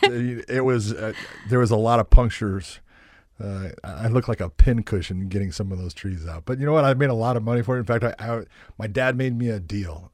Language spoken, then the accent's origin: English; Los Angeles, California, United States; born or raised there; moved away as an adult; also born or lived in La Puente, California